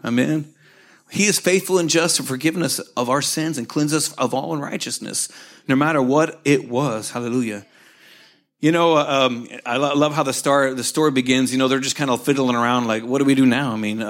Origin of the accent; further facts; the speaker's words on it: Oklahoma, United States; It's like I grew up with here in Oklahoma, you know, the nice brown lakes.